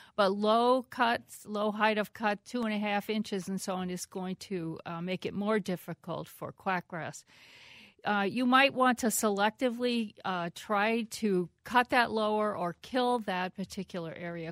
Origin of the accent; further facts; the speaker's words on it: East Coast, United States; now in Minnesota, United States; I grew up with them on the East Coast